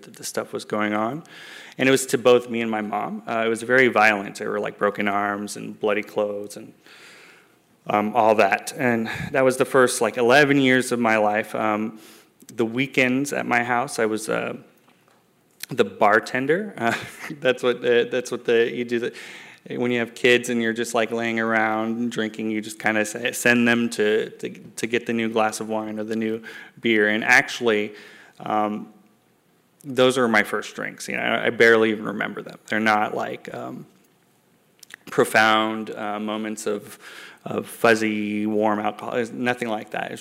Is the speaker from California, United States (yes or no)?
yes; San Jose, California, United States; I am a Bay Area native. I'm from San Jose